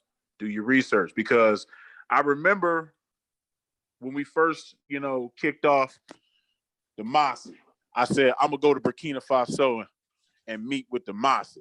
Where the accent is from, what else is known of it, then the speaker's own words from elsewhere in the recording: United States; They don't know I'm American until I start talking